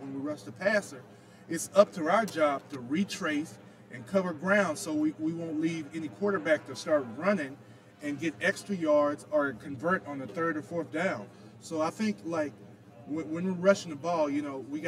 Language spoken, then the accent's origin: English; Texas, United States; I'm from Texas